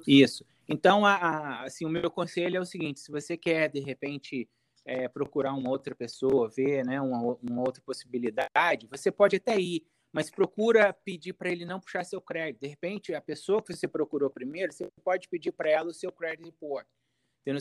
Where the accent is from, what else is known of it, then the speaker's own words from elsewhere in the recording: Volta Redonda, Rio de Janeiro, Brazil; accent: carioca; moved away as an adult; now in United States; eu sou do estado do Rio, Volta Redonda, estado do Rio.